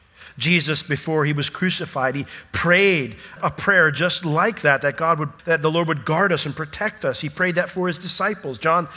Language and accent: English; Sanford, United States; or I'm from Sanford. I'm a Sanfordian. That's my people.